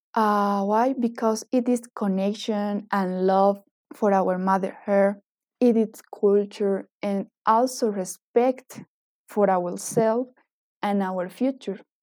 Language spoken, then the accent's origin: English; eastern Bolivia, Bolivia; now in Cochabamba, Bolivia; I was born and grew up in the Bolivian East, where we can find part of the Amazon and the Gran Chaco Boliviano.